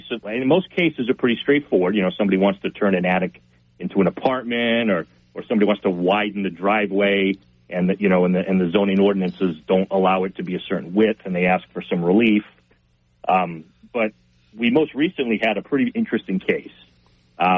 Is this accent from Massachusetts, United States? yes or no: yes; Dartmouth, Massachusetts, United States; now in New Bedford, United States; I grew up in Dartmouth, but I've been a New Bedford resident since 2009